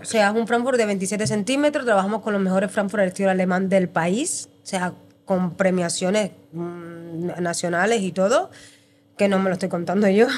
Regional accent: Cuba; moved away as an adult; now in Spain; yo soy cubana y en Cuba estudié hostelería

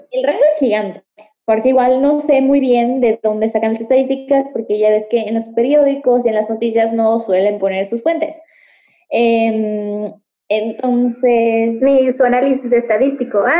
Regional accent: Mérida, Yucatán, Mexico; moved away as an adult; also born or lived in Puebla; soy de Mérida, la verdad.

